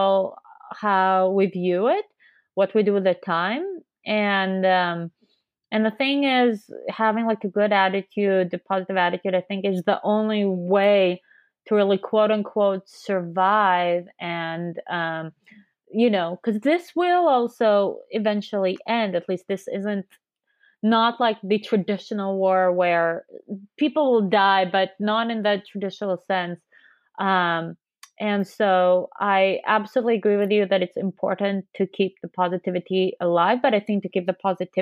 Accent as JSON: {"language": "English", "country": "Israel", "moved": "yes", "lives_now": "San Francisco, United States", "said": "I'm also from Israel. I also consider it home."}